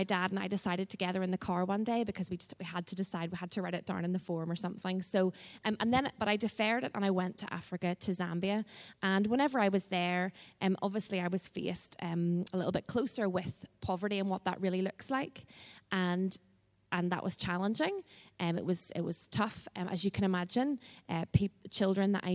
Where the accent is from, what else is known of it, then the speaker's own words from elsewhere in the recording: Belfast, Northern Ireland, United Kingdom; I grew up in the Crescent Church in Belfast